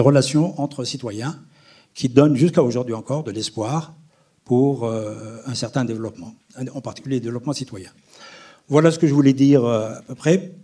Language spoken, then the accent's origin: French; Aïn Defla, Aïn Defla Province, Algeria; born or raised there; moved away as an adult; now in France